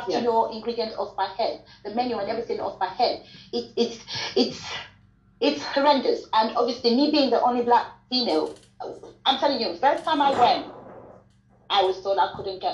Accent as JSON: {"language": "English", "country": "Sierra Leone", "moved": "yes", "said": "I'm from Sierra Leone"}